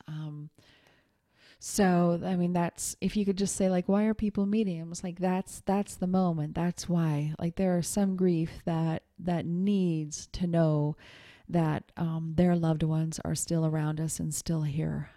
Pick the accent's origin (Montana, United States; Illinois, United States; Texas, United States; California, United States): Montana, United States; moved away as an adult; also born or lived in New York City; when I was twenty years old and I moved, um, from Montana to New York City by myself